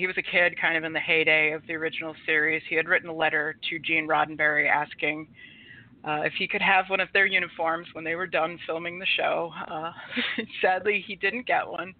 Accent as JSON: {"language": "English", "town": "Marshfield", "region": "Massachusetts", "country": "United States", "tie": "born or raised there", "also_born_or_lived": "Georgia", "said": "I'm from Massachusetts, originally in South Shore area. I grew up in Marshfield."}